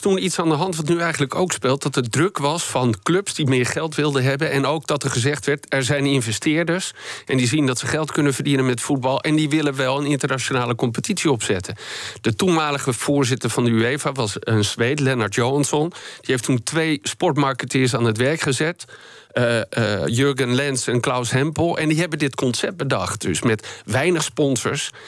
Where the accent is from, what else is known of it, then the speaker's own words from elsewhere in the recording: Netherlands; wij als Nederlanders